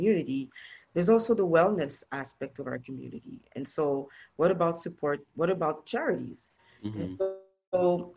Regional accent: Montreal, Quebec, Canada; now in Toronto, Canada; I was born and raised in Montreal, Canada

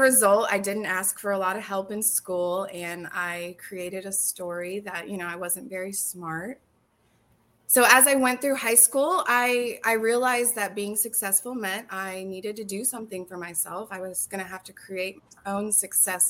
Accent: Orlando, Florida, United States; moved away as an adult; now in Clarksville, United States; I'm from Orlando, Florida

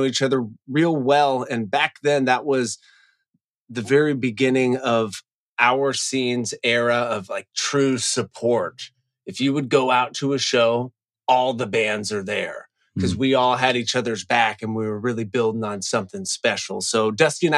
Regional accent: Seattle, Washington, United States; also born or lived in Northern California; now in Los Angeles, United States; I grew up in Seattle and I had 5 older brothers

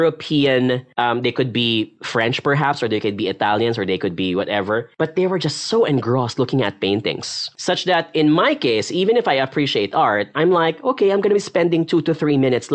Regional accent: Philippines; being a Filipino

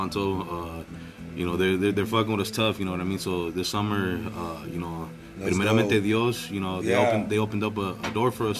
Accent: Mexico City, Mexico; I'm Chilango

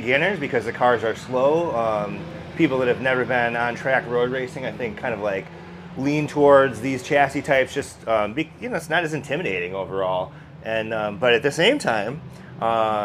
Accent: Milwaukee, Wisconsin, United States; Milwaukee, actually, just right down the road from here

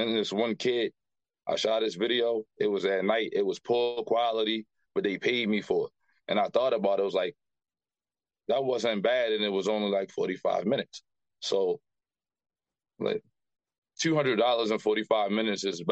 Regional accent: Baltimore, Maryland, United States; Grew up here in the West Baltimore area

